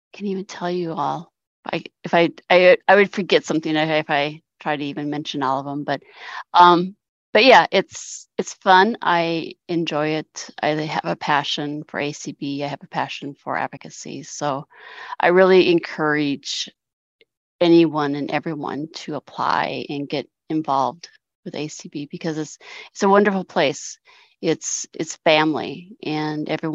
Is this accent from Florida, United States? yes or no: no; Sioux Falls, South Dakota, United States; I am from Sioux Falls, South Dakota